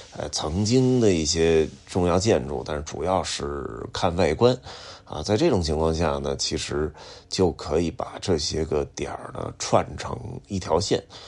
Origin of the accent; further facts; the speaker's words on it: Beijing, China; 尤其我是一个宣武的孩子